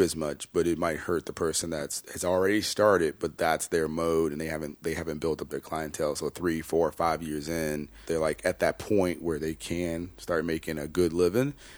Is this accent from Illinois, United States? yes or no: yes; Chicago, Illinois, United States; I'm from Chicago, born and raised